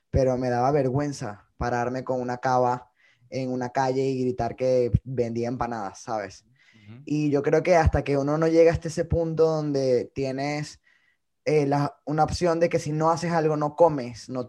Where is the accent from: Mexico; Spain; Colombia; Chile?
Colombia; now in New York, United States; Bueno, hoy en día me encuentro en Nueva York. Eh, tengo ya tres años acá desde que emigré de Colombia.